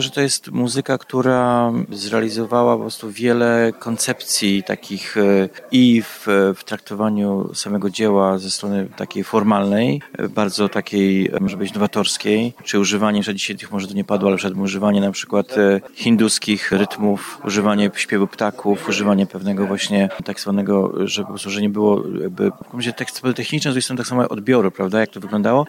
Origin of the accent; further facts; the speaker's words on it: Canada; ja też jestem Kanadyjczykiem